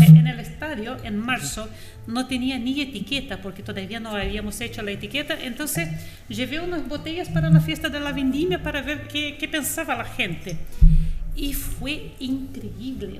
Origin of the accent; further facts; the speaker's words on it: Foz do Iguaçu, Paraná, Brazil; Spanish is a second language; moved away as an adult; also born or lived in São Paulo, Brazil; now in Chile; Yo soy de Foz de Iguazú